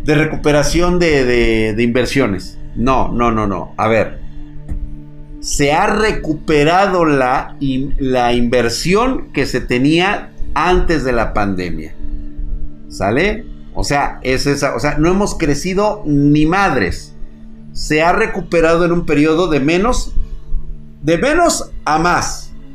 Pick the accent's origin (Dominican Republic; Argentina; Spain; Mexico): Mexico; nosotros como mexicanos